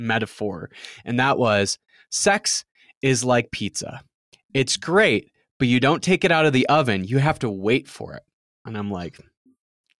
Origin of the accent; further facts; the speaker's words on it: Midwest, United States; I'm from the Midwest